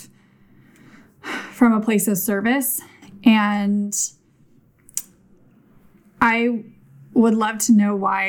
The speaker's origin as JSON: {"language": "English", "town": "Davis", "region": "California", "country": "United States", "tie": "born or raised there", "said": "I grew up in Davis"}